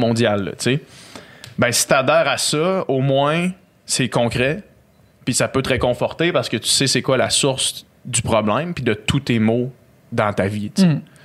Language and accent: French; Quebec City, Quebec, Canada; je viens de Québec. On vient de Québec.